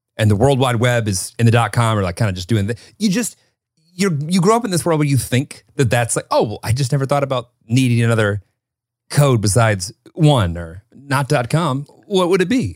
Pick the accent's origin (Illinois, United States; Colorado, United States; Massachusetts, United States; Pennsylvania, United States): Illinois, United States; Rockford; I grew up in Rockford, Illinois